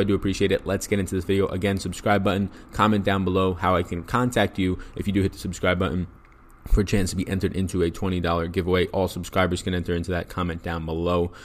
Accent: New York, United States; I'm an Italian from New York

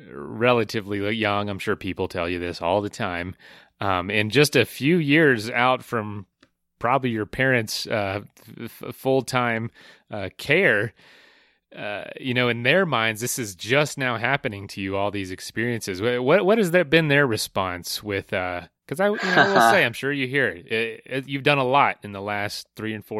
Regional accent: Florida, United States; I'm from Florida, too

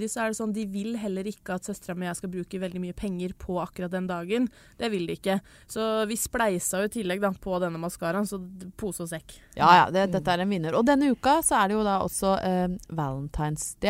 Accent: Lillehammer, Innlandet, Norway; Men det blei litt sånn sende med søstera mi en maskara hjem til eh, Lillehammer

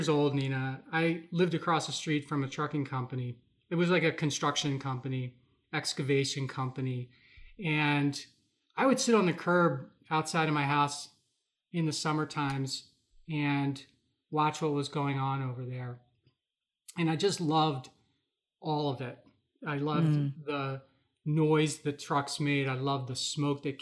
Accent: Philadelphia, Pennsylvania, United States; moved away as an adult; also born or lived in Milwaukee, Wisconsin; now in Wisconsin, United States; I grew up in the Philadelphia area.

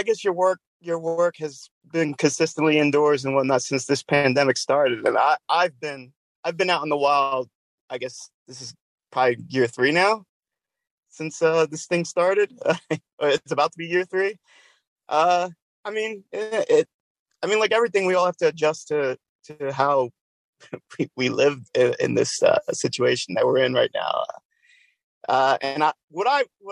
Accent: New Jersey, United States; now in Pennsylvania, United States; I'm in Pennsylvania. But wow, I am from New Jersey

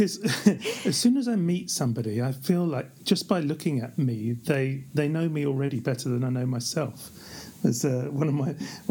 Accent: London, United Kingdom; moved away as an adult; now in Geneva, Switzerland; I grew up in the East End of London

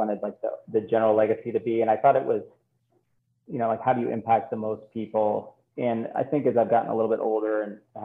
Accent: Flint, Michigan, United States; I'm from Flint, Michigan

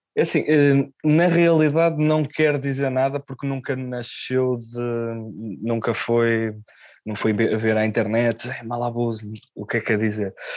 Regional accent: Ponte da Barca, Viana do Castelo, Portugal; eu sou de Ponta Barca, Viana do Castelo, é uma terra pequenina

